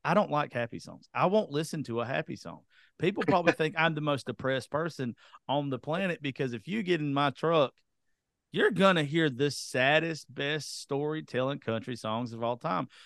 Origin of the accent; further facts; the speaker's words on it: South Georgia, United States; I'm from South Georgia